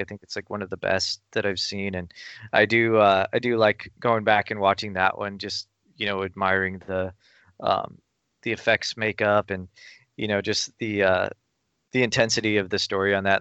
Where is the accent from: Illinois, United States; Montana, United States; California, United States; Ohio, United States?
California, United States; Burbank; I grew up in Burbank, which is kind of a, you know, it's kind of a mecca for film production and stuff